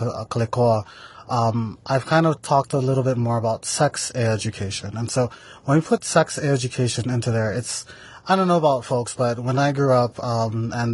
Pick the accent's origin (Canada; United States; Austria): United States; Maui, Hawaii; I am from the island of Maui, from the ahupua'a of Nawai Eha